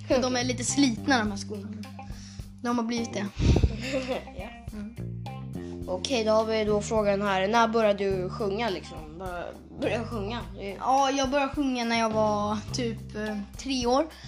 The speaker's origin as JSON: {"language": "Swedish", "town": "Stockholm", "region": "Stockholm County", "country": "Sweden", "tie": "born or raised there", "lives_now": "Huddinge, Sweden", "said": "jag föddes på sjukhuset i eh, Södermalmssjukhuset. Typ. Mm. I ett sjukhus i Södermalm. Men sen så har jag bott i Aspudden"}